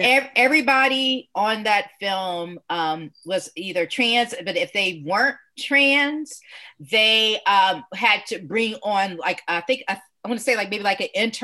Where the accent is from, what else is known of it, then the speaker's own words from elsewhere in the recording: the South, United States; also born or lived in Augusta; someone who is born and raised in the South, particularly like during the 70s and the 80s